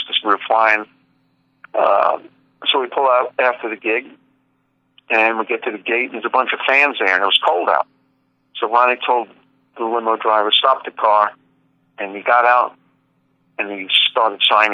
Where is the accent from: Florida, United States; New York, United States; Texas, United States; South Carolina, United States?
New York, United States; New York City; I'm from Brooklyn, New York